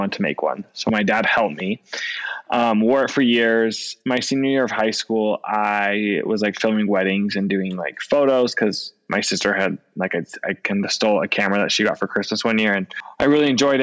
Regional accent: Orem, Utah, United States; also born or lived in Hawaii; I was born and raised in Orem, Utah.

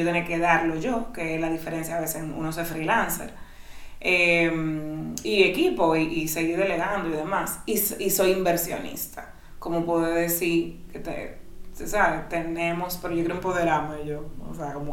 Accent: Dominican Republic; yo soy dominicana

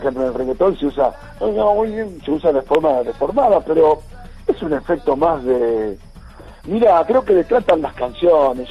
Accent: Villa Ramallo, Buenos Aires Province, Argentina; born or raised there

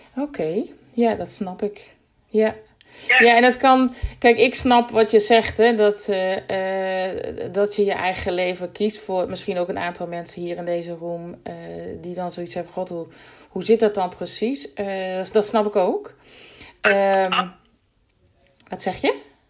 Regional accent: Groningen, Netherlands; ik kom uit Groningen

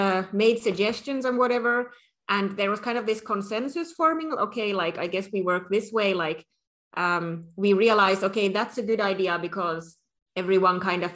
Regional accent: Finland

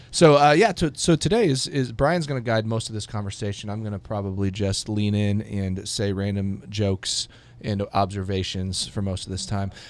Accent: Hawaii, United States; now in Kansas City, United States; I was born in Hawaii.

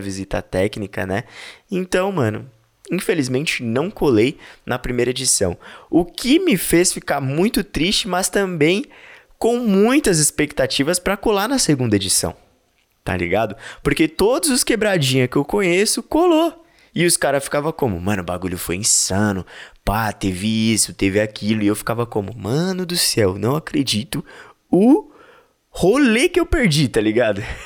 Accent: São Paulo, Brazil; A gente é daqui da Zona Leste de São Paulo

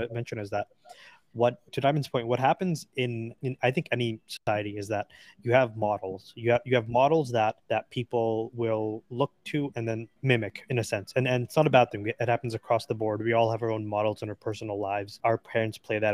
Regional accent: Pakistan; I'm Pakistani

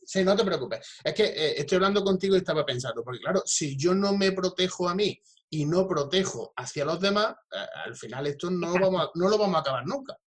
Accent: Jaén, Andalusia, Spain; yo soy de Jaén capital

